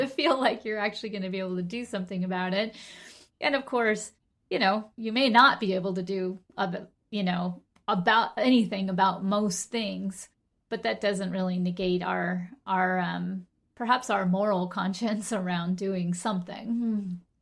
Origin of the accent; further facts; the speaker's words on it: Golden, Colorado, United States; moved away; I grew up in Golden, Colorado with my mom and, uh, my two sisters and my grandmother